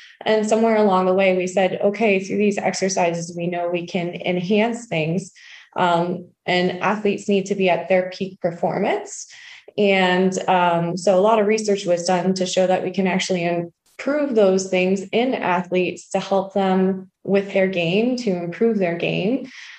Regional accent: South Windsor, Ontario, Canada; Okay. So we're both born and raised in South Windsor.

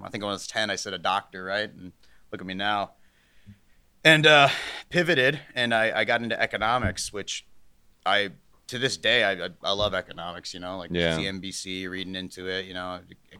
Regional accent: Aurora, Ohio, United States; also born or lived in Hartville, United States; I grew up in Aurora, Ohio, and I moved to Hartville. It was like, you know, south of Cleveland, Ohio, northeast Ohio, right?

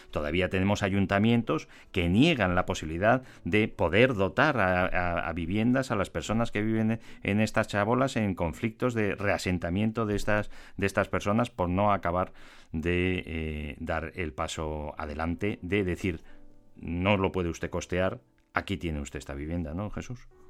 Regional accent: Spain; los que somos eh, ciudadanos de España

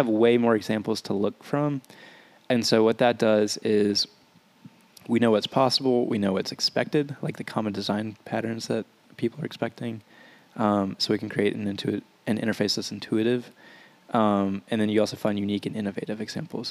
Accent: Louisiana, United States; I'm from a small town in Louisiana

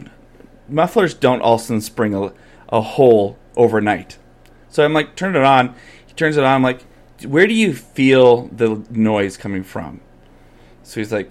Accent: Calgary, Alberta, Canada; I grew up in Calgary

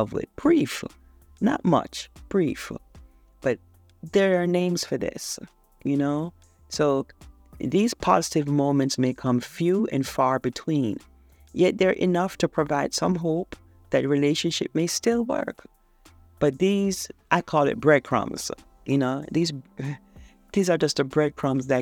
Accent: Jamaica; I'm a third world girl. I was born in Jamaica

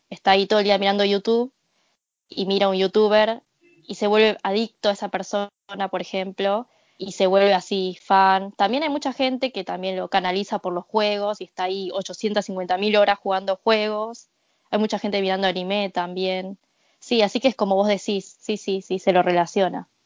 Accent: Argentina; moved away as an adult; also born or lived in Japan; now in Tokyo, Japan; fui criada en Sudamérica

